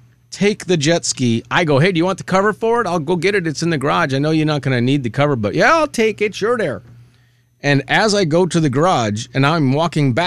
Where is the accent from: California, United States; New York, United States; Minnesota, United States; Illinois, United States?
Minnesota, United States; I grew up in Minnesota